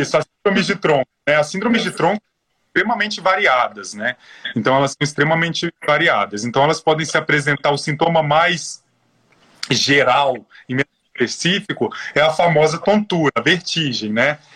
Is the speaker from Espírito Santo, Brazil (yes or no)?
yes; Espírito Santo, Brazil; moved away as an adult; now in São Paulo, Brazil; eu sou capixaba, com muito orgulho, sou formado pela Universidade Federal do Espírito Santo